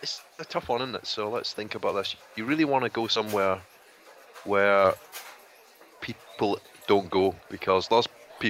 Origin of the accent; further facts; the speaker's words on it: Glasgow, Scotland, United Kingdom; my hometown of Glasgow.